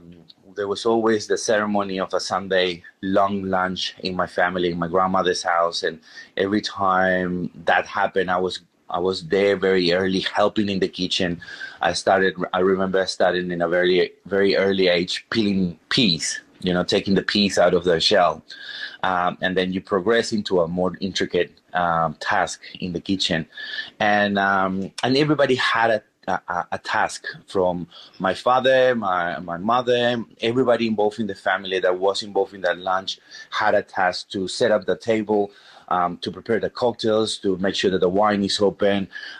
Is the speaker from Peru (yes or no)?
yes; Peru; English is a second language; obviously growing up in Peru, we are exposed to a lot of different flavors, a lot of different influences, from Japanese influence, Chinese, Italian, Spanish, going to the native cuisine in the Andean Sierras and in the coast as well.